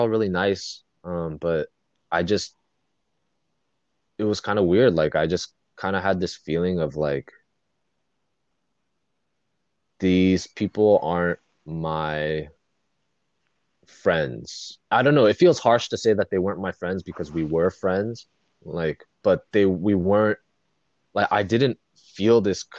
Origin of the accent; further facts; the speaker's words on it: Fountain Valley, California, United States; I grew up in Fountain Valley, relatively small white suburb